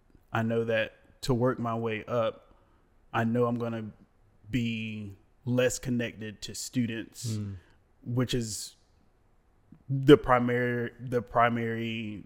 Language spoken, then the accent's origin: English; Raleigh, North Carolina, United States; I grew up in Raleigh.